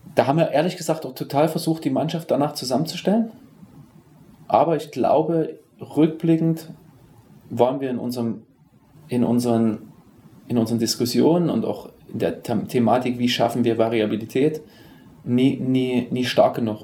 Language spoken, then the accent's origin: German; Dresden, Saxony, Germany; moved away; also born or lived in Berlin; gebürtiger Dresdner